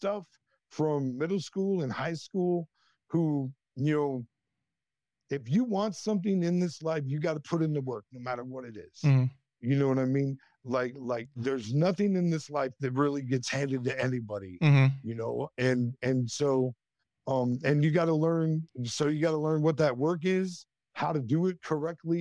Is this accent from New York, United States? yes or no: no; northwestern Iowa, United States; I grew up in a town of less than 4,000 people in northwestern Iowa